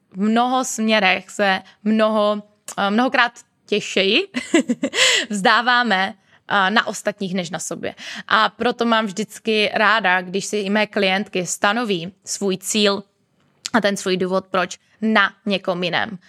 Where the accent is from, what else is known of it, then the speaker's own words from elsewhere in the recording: Moravia, Czechia; moved away as an adult; now in Prague, Czech Republic; u nás na Moravě